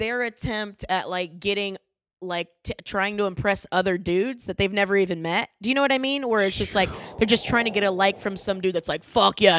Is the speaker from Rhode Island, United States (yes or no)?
no; Orlando, Florida, United States